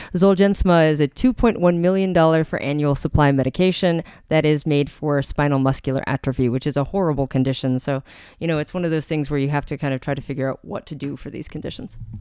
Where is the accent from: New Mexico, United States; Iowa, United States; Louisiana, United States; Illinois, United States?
New Mexico, United States; Albuquerque; I grew up with in Albuquerque, New Mexico.